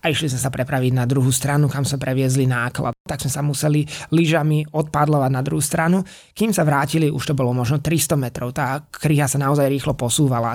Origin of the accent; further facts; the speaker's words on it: Slovakia; boli sme traja Slováci